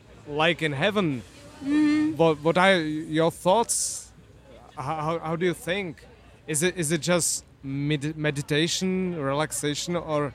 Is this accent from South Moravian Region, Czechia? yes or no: no; Prague, Czechia; I'm from Prague, from Europe.